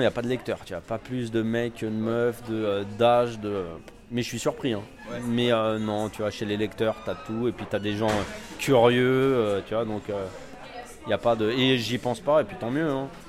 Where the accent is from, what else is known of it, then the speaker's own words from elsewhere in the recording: Val-de-Marne, Île-de-France, France; now in Paris, France; je viens de banlieue en fait. Je viens du Val-de-Marne